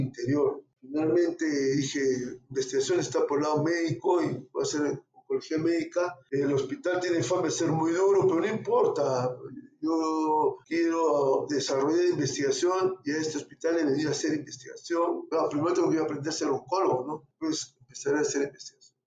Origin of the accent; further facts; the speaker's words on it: Arequipa, Peru; yo soy de Arequipa y en Arequipa tenemos mucho amor a la patria